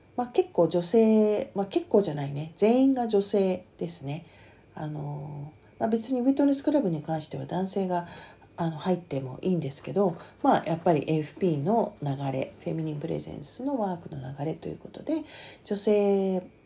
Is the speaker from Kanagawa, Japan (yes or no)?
yes; Kanagawa, Japan; 私は神奈川県民ですけども